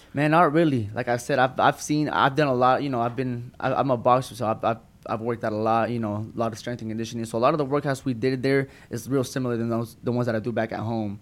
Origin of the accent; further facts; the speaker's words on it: Tulsa, Oklahoma, United States; Born and raised in Tulsa, Oklahoma